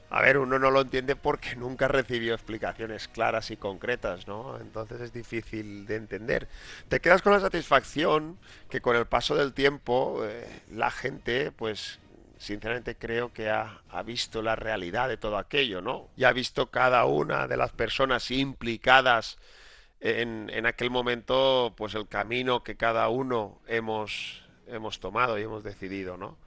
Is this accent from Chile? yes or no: no; La Pobla Llarga, Valencian Community, Spain; una persona de, la Pobla Llarga, un pueblo pequeñito, con la costumbre de jugar todos los días, todas las tardes después del colegio en, la, misma calle